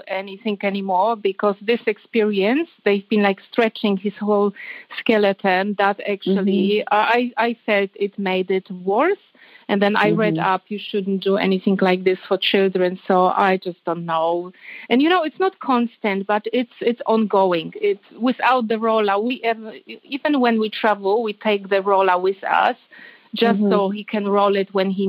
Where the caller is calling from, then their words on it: Sydney, New South Wales, Australia; I'm calling from Australia, from Sydney.